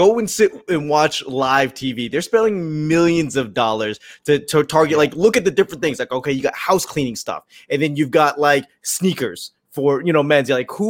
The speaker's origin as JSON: {"language": "English", "country": "United States", "said": "being part of like a marginalized demographic, you know, being Asian American"}